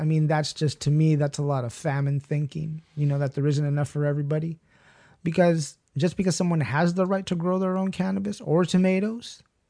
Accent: Ojai, California, United States; I've been learning and perfecting my technique of where I grew up in Ojai for a while.

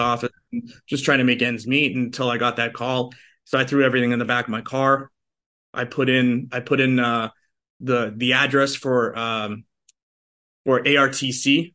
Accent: outside of Boston, Massachusetts, United States; moved away as an adult; also born or lived in Los Angeles; I'm a transplant from Boston. Uh, so I grew up, uh, in a, in a city just outside of Boston.

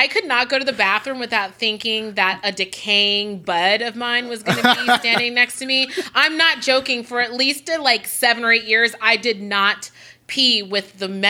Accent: San Francisco, California, United States; also born or lived in Los Angeles; I'm from San Francisco.

